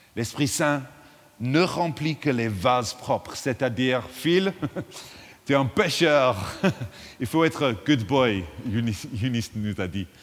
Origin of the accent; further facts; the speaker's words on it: England, United Kingdom; French is a second language; now in London, United Kingdom; je suis anglais